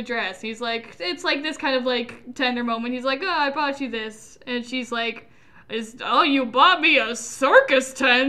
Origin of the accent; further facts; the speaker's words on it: Russia; all Russian because we're from Russia.